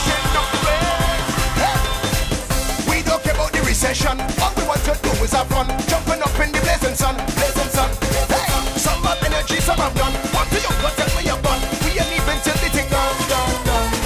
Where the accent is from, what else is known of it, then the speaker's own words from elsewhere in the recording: Jamaica; I'm from Jamaica